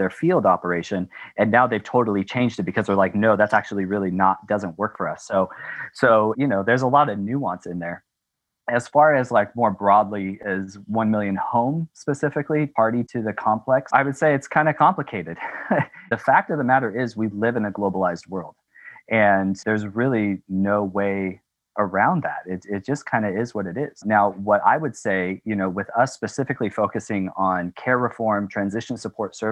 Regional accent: West Coast of the United States, United States; moved away as an adult; also born or lived in California / Tanzania; growing up on the West Coast of the United States

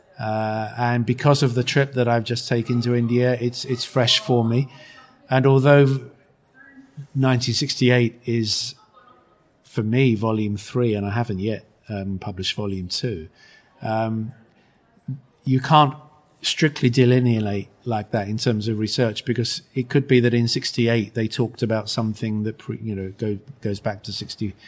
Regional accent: United Kingdom; my home country

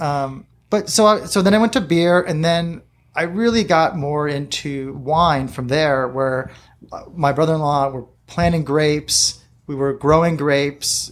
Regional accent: La Mesa, California, United States; I was born here in La Mesa, uh, Kaiser Hospital, and my dad had a store right here on Fletcher Parkway

